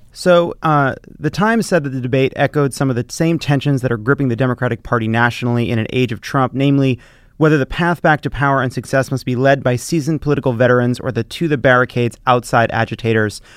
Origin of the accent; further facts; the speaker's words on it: New York, United States; I was born and raised in New York